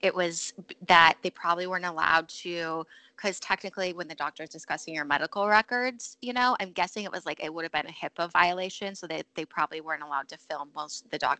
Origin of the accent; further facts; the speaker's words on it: California, United States; as a Californian